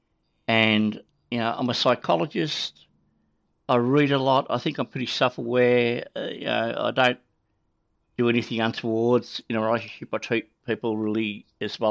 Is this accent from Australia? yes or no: yes; Australia; accent: Australian; also born or lived in Canada; my Australian accent